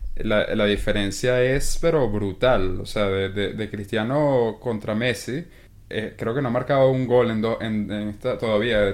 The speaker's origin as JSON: {"language": "Spanish", "country": "Venezuela", "said": "uno como venezolano"}